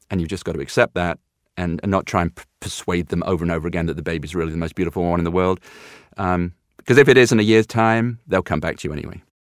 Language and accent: English; United Kingdom; being a Brit of a certain age